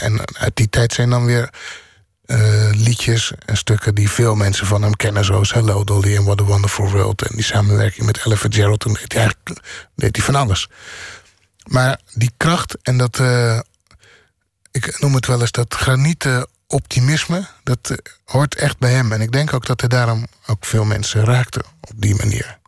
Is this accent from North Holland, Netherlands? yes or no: no; Bodegraven, South Holland, Netherlands; moved away; also born or lived in The Hague; En ik ben opgegroeid in Bodegraaf. En ik ben daarna vrij snel in Den Haag gaan wonen